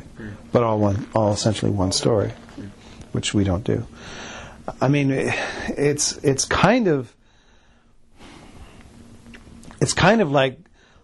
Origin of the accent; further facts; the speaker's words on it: Canada; we're Canadian